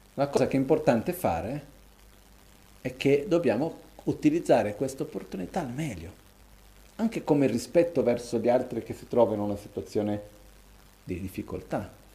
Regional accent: Brazil; moved away; Io da bambino, quando ero piccolo, che vivevo in Brasile

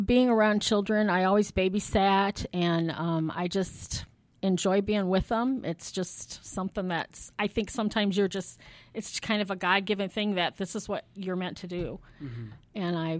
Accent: South Bend, Indiana, United States; Okay, so I'm local. I was born right here in South Bend.

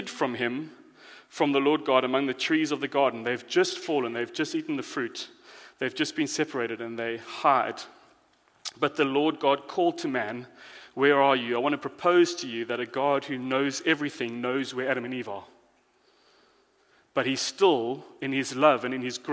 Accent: South Africa; moved away; I am foreign, I'm from South Africa

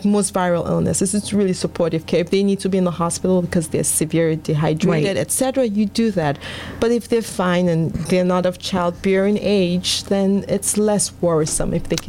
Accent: Houston, Texas, United States; So my disclaimer is I came from Houston, Texas, and I'm hearing there are a lot of ticks.

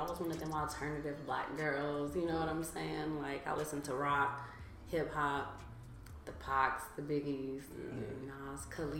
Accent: Compton, California, United States; I mean, I feel like just growing up in Compton, you automatically grow up in the culture.

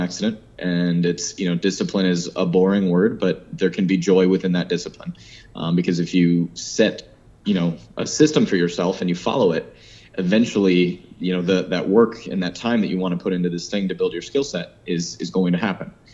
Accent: Rochester, New York, United States; moved away as an adult; now in Miami, United States; I grew up in Rochester, New York. I've lived in Miami for 12 years now.

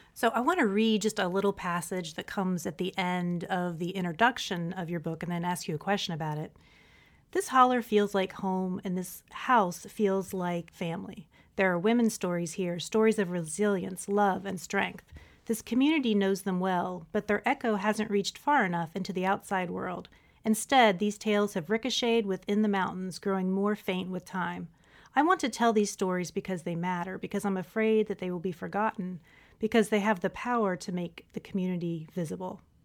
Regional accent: West Virginia, United States; I'm originally from Appalachia as well, not Kentucky, Appalachia. I'm from West Virginia

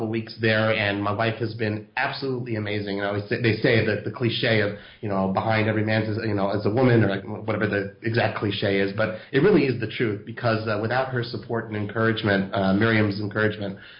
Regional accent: Los Angeles, California, United States; moved away as an adult; now in Israel; I was born in Los Angeles. I lived there until I was, you know, until I graduated high school, basically, and then that's when I came to Israel.

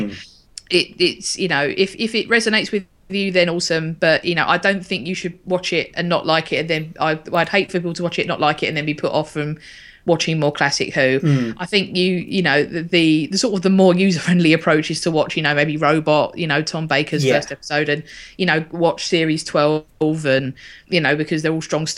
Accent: United Kingdom; British people and our mentality

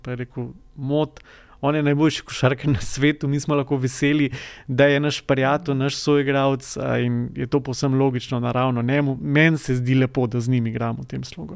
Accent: Slovenia

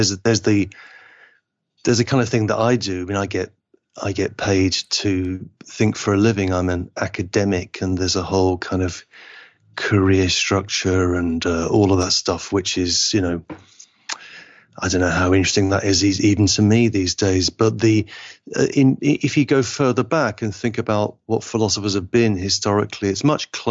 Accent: Liverpool, North West England, United Kingdom; I'm English, but I feel like my family is from Liverpool, and Liverpool is just happens to be in England

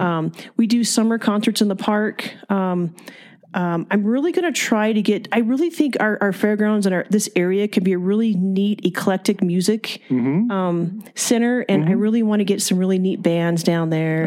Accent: Fillmore, California, United States; moved away as an adult; now in Bishop, United States; I am originally from Ventura County. It's a small farming community, a little town called Fillmore.

